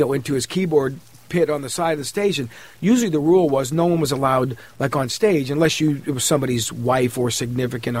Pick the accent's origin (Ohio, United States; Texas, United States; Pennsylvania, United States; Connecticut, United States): Ohio, United States; Cleveland; I grew up in Cleveland.